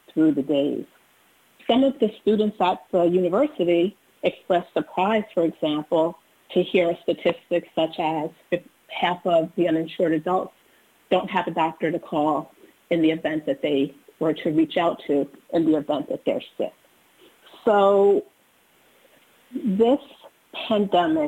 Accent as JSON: {"language": "English", "town": "New Rochelle", "region": "New York", "country": "United States", "tie": "born or raised there", "said": "I grew up in New Rochelle, New York"}